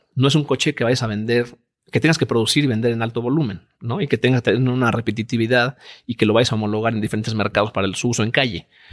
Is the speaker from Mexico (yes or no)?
yes; Mexico; mexicanos somos todos en la empresa